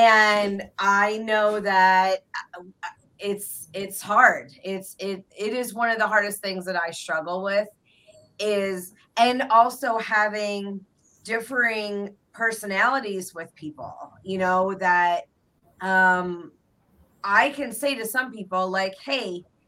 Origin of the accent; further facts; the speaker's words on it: Philadelphia, Pennsylvania, United States; I'm from Philly, yeah.